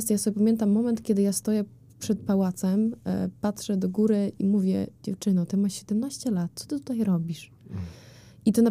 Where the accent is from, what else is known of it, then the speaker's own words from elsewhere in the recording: Ukraine; Polish is a second language; now in Poland; jestem Ukrainką.